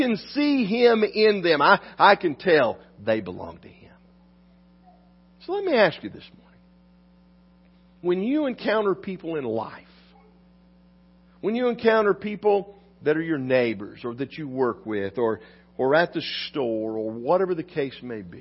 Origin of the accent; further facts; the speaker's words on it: West Virginia, United States; moved away; also born or lived in North Carolina; I grew up in West Virginia, not that far from North Carolina